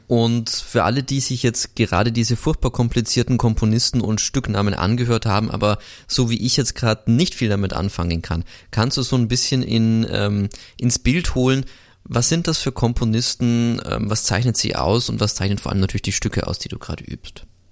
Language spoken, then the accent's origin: German; Augsburg, Bavaria, Germany; now in Linz, Austria; heute zurück in meine Heimat geht. Ich komme ja aus Augsburg, wohne jetzt zwar in Linz